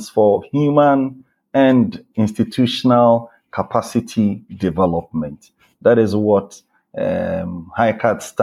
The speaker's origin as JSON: {"language": "English", "town": "Bolgatanga", "region": "Upper East", "country": "Ghana", "tie": "born or raised there", "moved": "as an adult", "said": "I was born in Ghana, specifically in the Upper East region of Ghana, the Bolgatanga, that is the place, that is the name of the place. That's where I was born, that's where I grew up."}